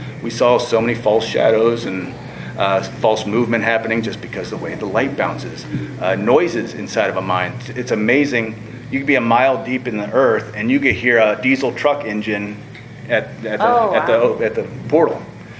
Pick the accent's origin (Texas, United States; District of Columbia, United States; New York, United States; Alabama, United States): District of Columbia, United States; Washington; Oh, all over. I'm military family, but I call Washington, D.C. my home.